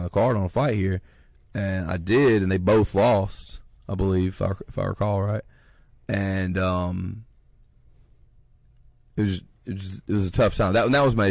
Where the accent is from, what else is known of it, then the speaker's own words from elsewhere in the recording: Columbus, Ohio, United States; In my hometown. Hell, I'm the hometown guy